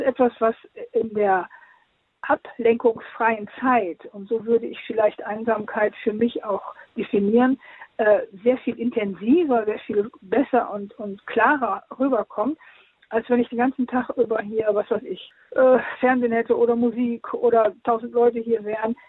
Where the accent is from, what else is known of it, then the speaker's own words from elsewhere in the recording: Osnabrück, Lower Saxony, Germany; also born or lived in Venezuela; Osnabrück, meiner Heimatstadt